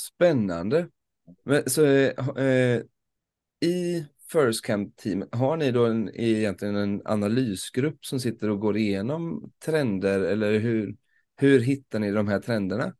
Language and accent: Swedish; Småland, Sweden; för en smålänning